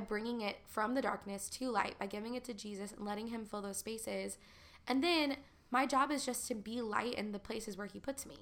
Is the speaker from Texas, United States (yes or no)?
yes; Texas, United States; moved away as an adult; also born or lived in Nashville / Los Angeles; growing up in Texas and being in the Bible Belt